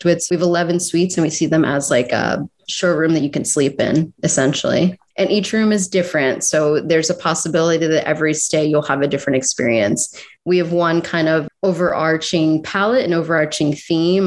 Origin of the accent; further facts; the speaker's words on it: Philadelphia, Pennsylvania, United States; I'm from South Philly, so very proud to be down there. And I've been going to South Street my whole life.